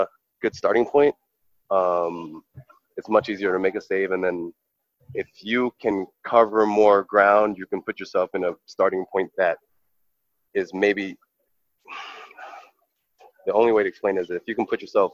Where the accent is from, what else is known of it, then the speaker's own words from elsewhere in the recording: New York, United States; I was born and raised in New York, but I grew up like a Haitian